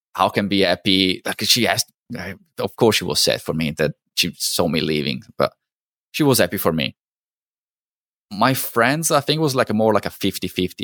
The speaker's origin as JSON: {"language": "English", "country": "Italy", "tie": "born or raised there", "also_born_or_lived": "New Zealand", "moved": "as an adult", "lives_now": "Canada", "said": "I'm originally from Italy, so I was born and, and, and grew up in Italy"}